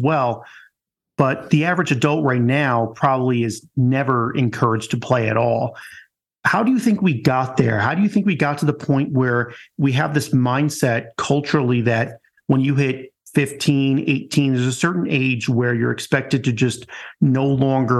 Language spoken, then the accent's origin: English; Long Island, New York, United States; I come from Long Island.